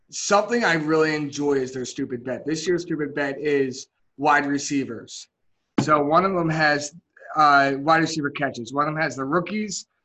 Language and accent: English; Delaware County, Pennsylvania, United States; we are from Delco more than we are from Philly